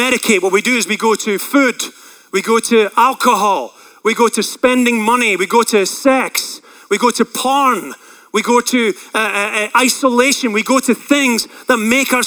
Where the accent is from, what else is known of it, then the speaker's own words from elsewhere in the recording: Scotland, United Kingdom; I grew up in Scotland around a lot of pasture land.